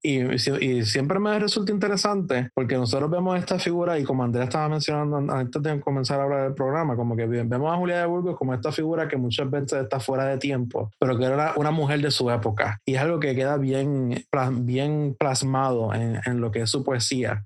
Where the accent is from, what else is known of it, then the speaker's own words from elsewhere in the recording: Puerto Rico; nuestra identidad como puertorriqueños, de nuestra resiliencia como puertorriqueños